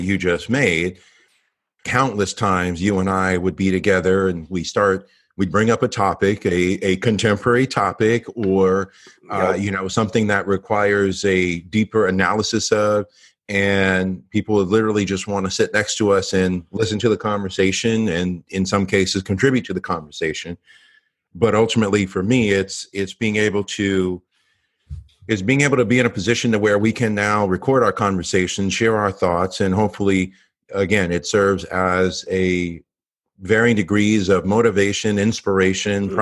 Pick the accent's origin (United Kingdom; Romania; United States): United States; Los Angeles, California; I come from Los Angeles, Southern California, born and raised in the LA area. Haven't lived anywhere else